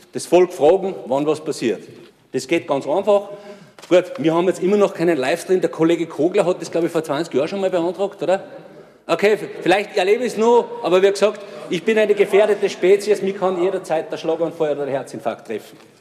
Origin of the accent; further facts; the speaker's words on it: Tyrol, Austria; als Tiroler